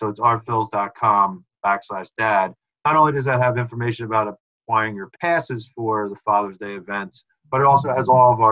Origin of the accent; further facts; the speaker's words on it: Conshohocken, Pennsylvania, United States; I'm from Conshohocken. You know, I grew up in the Philly, a little closer to Philly than Reading